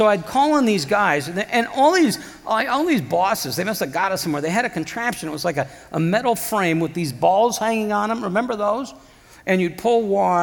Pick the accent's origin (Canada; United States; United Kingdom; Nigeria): United States; Iowa; moved away; back home, I'm from Iowa originally